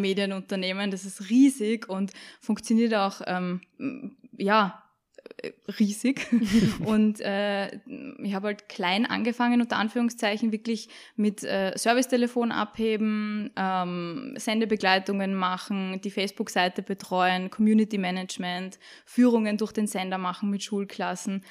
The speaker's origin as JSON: {"language": "German", "region": "Salzburg", "country": "Austria", "also_born_or_lived": "Vienna", "accent": "Salzburg dialect", "moved": "yes", "said": "ich bin eine Salzburgerin, hört man vielleicht am Dialekt"}